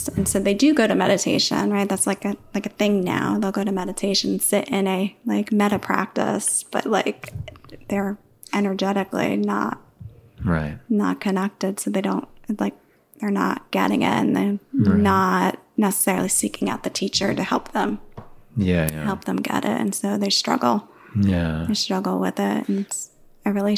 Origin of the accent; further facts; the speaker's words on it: New York, United States; moved away; I was born and raised in New York